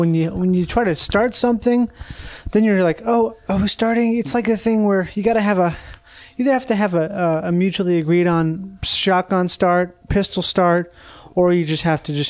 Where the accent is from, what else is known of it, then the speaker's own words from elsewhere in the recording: Rochester, Minnesota, United States; Rochester, Minnesota.